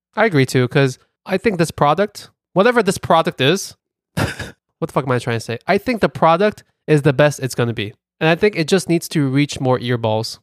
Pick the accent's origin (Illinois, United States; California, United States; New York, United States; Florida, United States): New York, United States; New York City; accent: Brooklyn; my Brooklyn accent